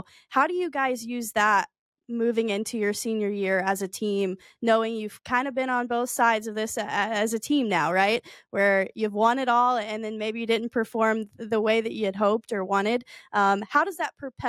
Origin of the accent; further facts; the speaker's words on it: Alabama, United States; moved away; I'm from Alabama, so I get some flack about my accent too.